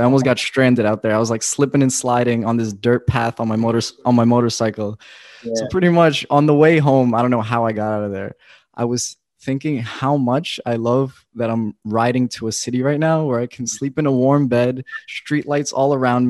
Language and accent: English; New York City, New York, United States; I was born in Brooklyn, so I've lived there my whole life